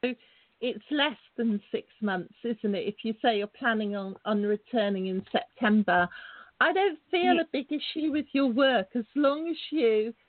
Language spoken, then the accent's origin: English; England, United Kingdom; It's a lovely sunny evening here in England. I'm English